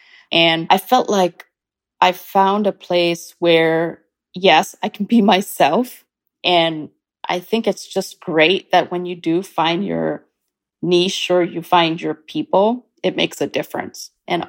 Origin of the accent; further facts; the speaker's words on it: India; also born or lived in Kuwait / Canada; now in United States; I was born in India, and I am an Indian Canadian who's about to become an American. I've lived in 4 different countries. I grew up in India, Kuwait, Canada, and the US.